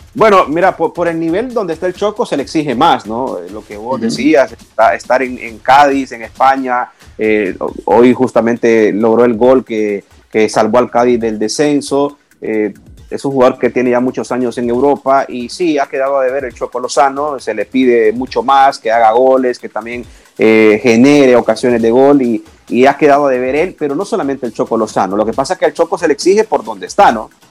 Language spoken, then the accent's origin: Spanish; Honduras